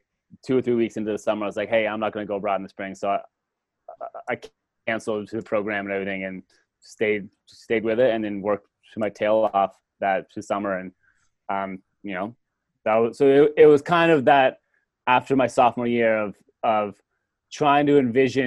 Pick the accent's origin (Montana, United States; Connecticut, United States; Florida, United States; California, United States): Connecticut, United States; Simsbury; I grew up in Simsbury, Connecticut